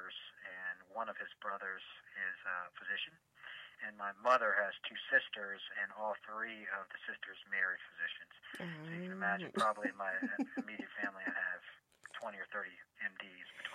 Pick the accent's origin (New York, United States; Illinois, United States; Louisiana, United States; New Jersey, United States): Louisiana, United States; New Orleans; also born or lived in Washington, D.C.; now in Atlanta, United States; I was born in Washington, D., but I grew up and all my family is from New Orleans, Louisiana, so that's home for me